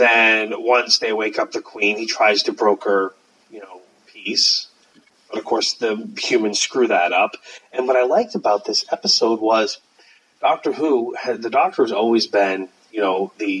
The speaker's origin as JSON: {"language": "English", "country": "United Kingdom", "said": "One is such an arrogant prick because we're British."}